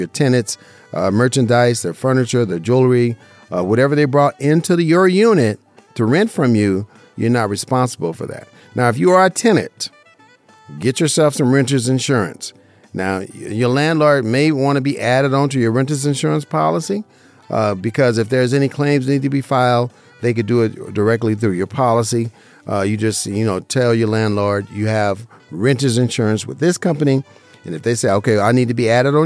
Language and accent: English; Las Vegas, Nevada, United States; Born and raised in Las Vegas, Nevada